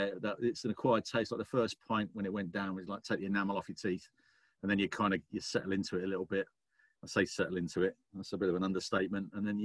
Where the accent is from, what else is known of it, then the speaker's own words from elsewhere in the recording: West Country, South West England, United Kingdom; also born or lived in Taunton; as a kid, I was brought up in the West Country